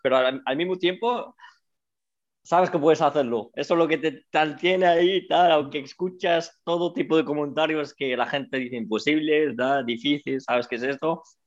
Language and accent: Spanish; San Lorenzo de El Escorial, Community of Madrid, Spain; moved away as an adult; also born or lived in United States; now in Canada; vengo desde un pueblo de Madrid, de San Lorenzo del Escorial, ahí donde he crecido.